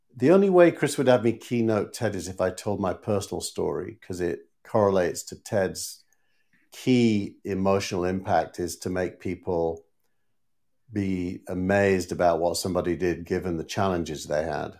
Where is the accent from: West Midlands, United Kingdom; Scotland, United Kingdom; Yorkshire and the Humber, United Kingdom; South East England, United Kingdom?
Yorkshire and the Humber, United Kingdom; Scarborough; moved away; my, my hometown team, Scarborough